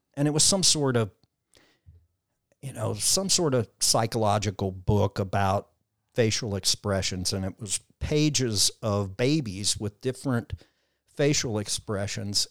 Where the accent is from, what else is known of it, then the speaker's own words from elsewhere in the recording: Southwest Missouri, United States; now in Nashville, United States; Grew up on a farm in Southwest Missouri